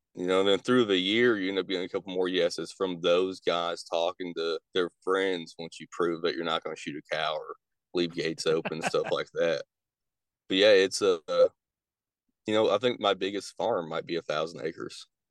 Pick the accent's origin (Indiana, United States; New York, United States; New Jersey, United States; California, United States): Indiana, United States; moved away as an adult; now in Kentucky, United States; I grew up in Indiana